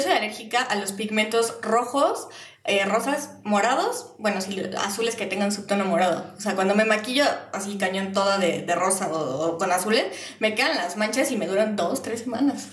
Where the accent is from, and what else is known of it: Mexico